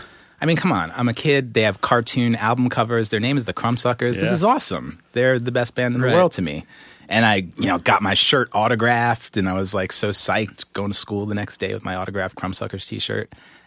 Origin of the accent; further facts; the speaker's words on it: Queens, New York, United States; Yeah. I grew up in Queens.